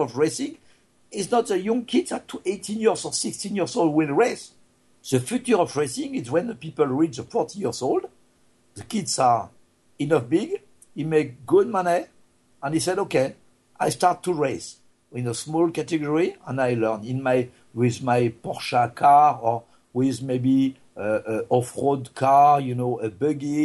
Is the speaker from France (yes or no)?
yes; France; English is a second language; moved away; I am not American, I'm just a French guy